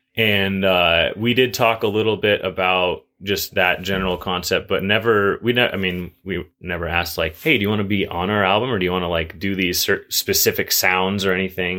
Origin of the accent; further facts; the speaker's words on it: Juneau, Alaska, United States; moved away as an adult; now in Bozeman, United States; I grew up in Juneau